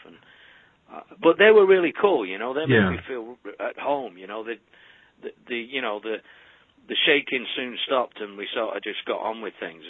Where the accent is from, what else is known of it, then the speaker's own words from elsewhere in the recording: Manchester, North West England, United Kingdom; I was born in Manchester, England.